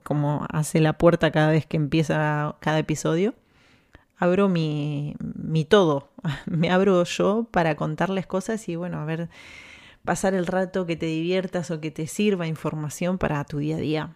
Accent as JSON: {"language": "Spanish", "country": "Argentina", "accent": "Argentine", "moved": "as an adult", "lives_now": "Spain", "said": "yo estoy orgullosa de ser argentina"}